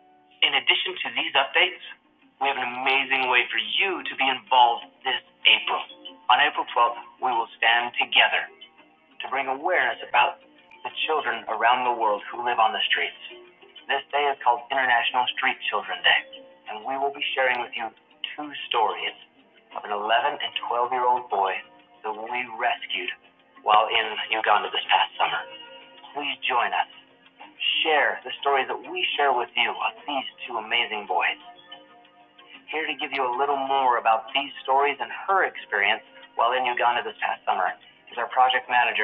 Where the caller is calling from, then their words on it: Ecuador; I'm joining you from Chongqing, Ecuador. In fact, it's Chongqingcito, because it's just outside of Chongqing.